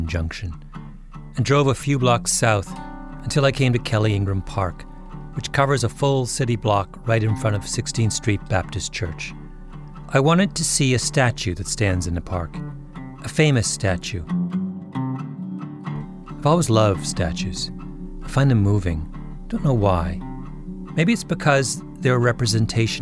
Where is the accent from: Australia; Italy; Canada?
Canada; moved away as an adult; now in United States; I'm an outsider. I'm Canadian.